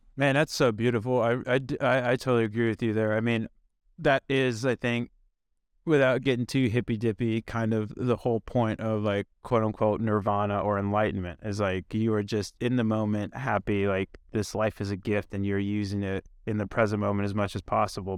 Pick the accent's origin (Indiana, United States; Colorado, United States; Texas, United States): Indiana, United States; I grew up in Indiana